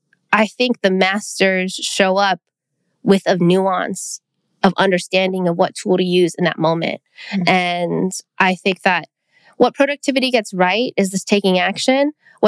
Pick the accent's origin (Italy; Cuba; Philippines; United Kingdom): Philippines; I think as a Filipino person, food is what connects the people.